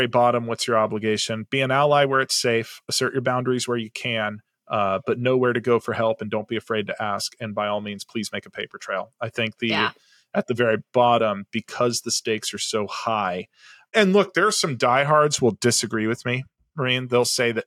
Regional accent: Southern California, United States; first language English; I'm a white male who grew up in Southern California. English is my first language.

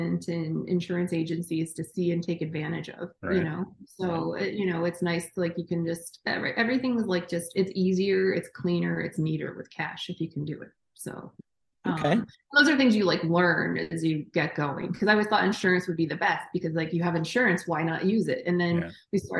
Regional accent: Interlaken, New York, United States; moved away as an adult; now in Boston, United States; I was born in upstate New York in a town called Interlaken

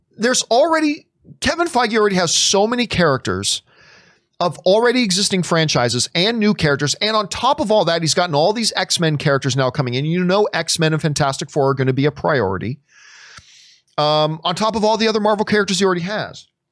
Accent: Canada; I, as a Canadian

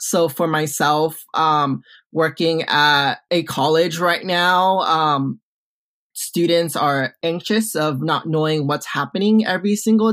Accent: Orange County, California, United States; I'm from Orange County. I'm from the OC. I'm born and raised

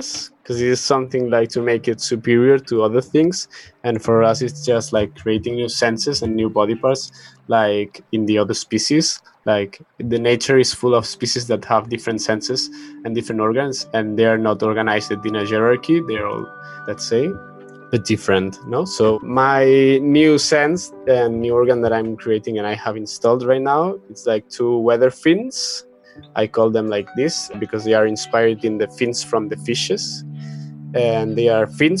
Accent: Barcelona, Catalonia, Spain; I'm from Barcelona, also cyborg artist

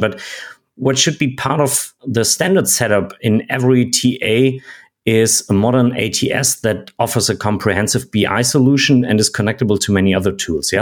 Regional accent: Germany; I'm from Germany

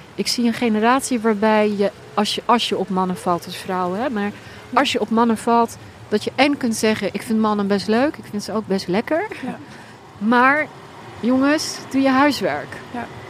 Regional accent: Netherlands; ik ben opgegroeid in Nederland

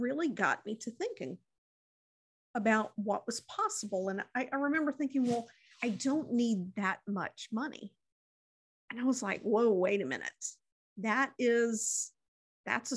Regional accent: Mississippi, United States; in my hometown

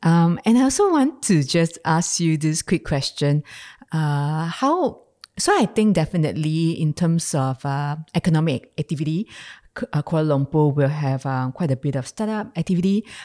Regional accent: Singapore; being a Singaporean

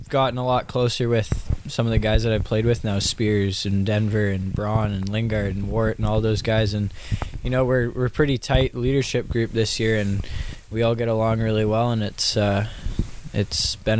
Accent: Saanich, British Columbia, Canada; I played Saanich alongside Seal a lot of minor hockey growing up.

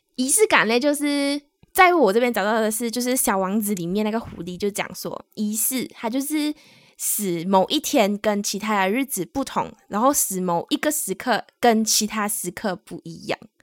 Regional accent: Malaysia; moved away as an adult; now in Taiwan; 我们是两位来自马来西亚，目前在台湾工作的台湾社畜

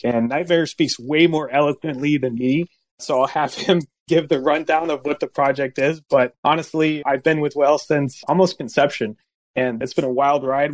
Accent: California, United States; moved away as an adult; now in East Coast, United States; I'm a California native that had moved out to the East Coast. And I've been here for about 20 years, East Coast. And I grew up in California about 20 years

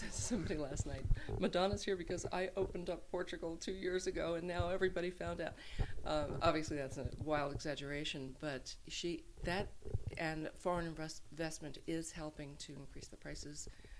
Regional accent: Brooklyn, New York, United States; I'm from Brooklyn, I like Italian food, and although I'm Irish.

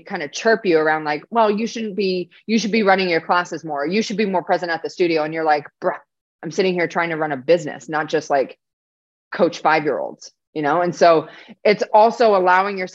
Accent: Canada; I'm not even American, I'm Canadian

